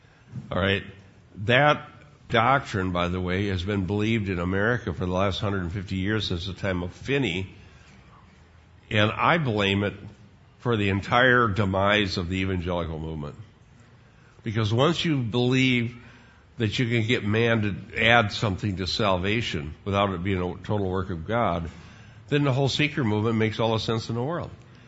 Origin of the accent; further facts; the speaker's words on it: Sheldon, Iowa, United States; here I'm a teenager growing up in Sheldon, Iowa, and all of these other Dutch kids, they were just as big as sinners as I was